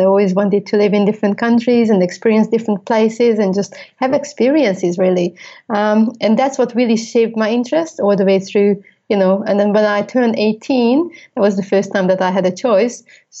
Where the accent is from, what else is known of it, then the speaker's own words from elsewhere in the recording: Budapest, Hungary; moved away as an adult; also born or lived in United States / London; I left Budapest, my home, town. I lived in over 8 countries